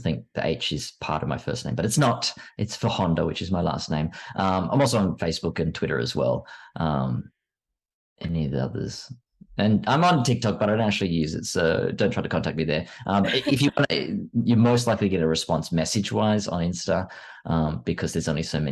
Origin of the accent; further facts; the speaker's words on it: Sydney, New South Wales, Australia; moved away as an adult; now in Melbourne, Australia; I'm from Sydney. So I grew up in Sydney.